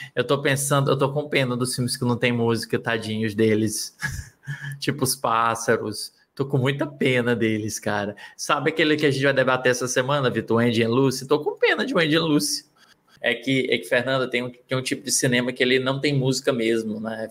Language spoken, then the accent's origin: Portuguese; Northeast Region, Brazil; Eu sou do Nordeste